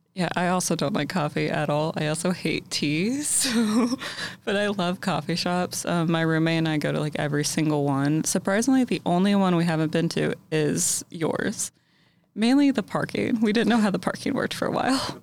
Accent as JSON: {"language": "English", "town": "Louisville", "region": "Kentucky", "country": "United States", "moved": "as an adult", "lives_now": "Lexington, United States", "said": "I'm from Louisville"}